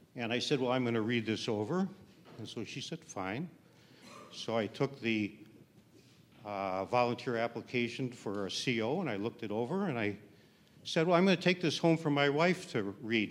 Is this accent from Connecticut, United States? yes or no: no; Milwaukee, Wisconsin, United States; moved away as an adult; also born or lived in Canada; I grew up in Milwaukee